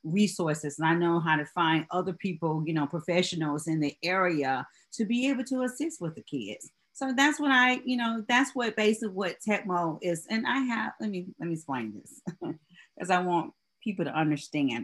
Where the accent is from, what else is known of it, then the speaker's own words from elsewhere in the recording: Georgia, United States; now in Charleston, United States; I'm originally from Georgia